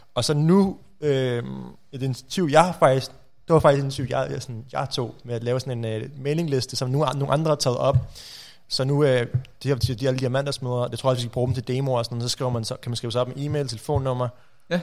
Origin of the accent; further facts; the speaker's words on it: Rudersdal Municipality, Capital Region of Denmark, Denmark; Rudersdal Kommune, mm. øh, der hvor jeg kommer fra